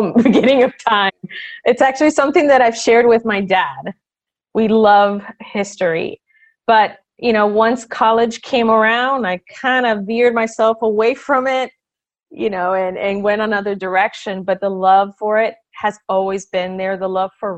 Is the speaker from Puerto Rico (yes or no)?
yes; Puerto Rico; now in Massachusetts, United States; I am originally from Puerto Rico, but then we moved here to Massachusetts, where I've been since 1988 on and off, because I did go back to Puerto Rico for college.